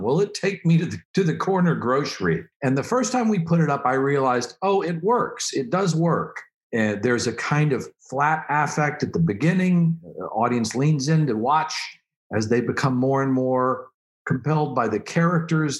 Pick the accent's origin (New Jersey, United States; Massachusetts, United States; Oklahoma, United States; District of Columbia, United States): Oklahoma, United States; I'm from Oklahoma